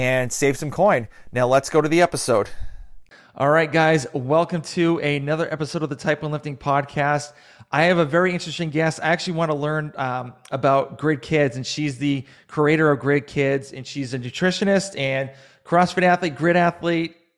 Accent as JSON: {"language": "English", "region": "Massachusetts", "country": "United States", "said": "I'm from Massachusetts, so you can kind of figure out what kind of fan I am."}